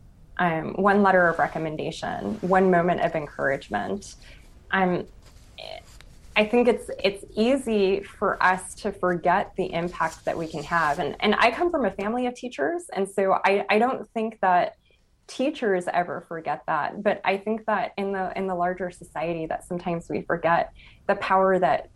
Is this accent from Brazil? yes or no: no; Los Angeles, California, United States; I'm from East Los Angeles